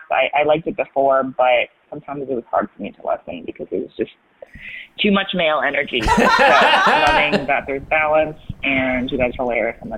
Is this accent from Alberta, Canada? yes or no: no; Toronto, Ontario, Canada; moved away as an adult; also born or lived in New York; now in Los Angeles, United States; I'm originally from Toronto. I moved to New York, lived there for eight years to pursue my master's, lived there, got really sick and tired, and was just stressed all the time, and moved to LA and feel reborn.